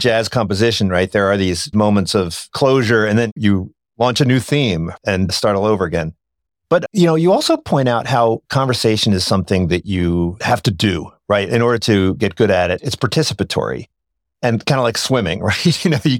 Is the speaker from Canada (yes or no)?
no; Ireland; And so I love that quote because I'm Irish and I don't write.